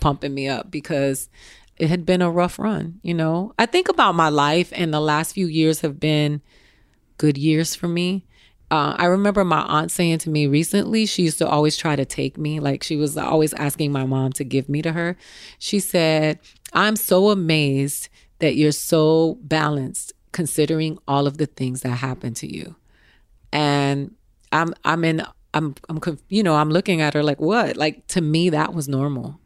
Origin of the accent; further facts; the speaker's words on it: Miami, Florida, United States; also born or lived in Tallahassee; I'm from Miami, but I went to school in Tallahassee